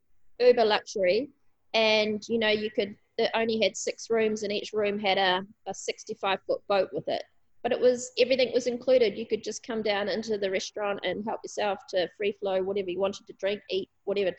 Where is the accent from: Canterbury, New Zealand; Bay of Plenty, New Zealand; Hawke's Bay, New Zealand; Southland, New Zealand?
Canterbury, New Zealand; Christchurch; moved away as an adult; also born or lived in Auckland; I grew up in Christchurch. My parents still live in the same house